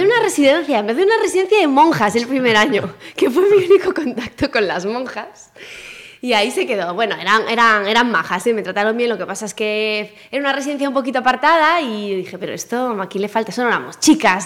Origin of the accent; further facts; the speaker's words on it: Pontevedra, Galicia, Spain; moved away as an adult; also born or lived in Chantada; now in Madrid, Spain; yo nací en Pontevedra, en lo, ya no existe el Hospital Santa Rita, nací en ese hospital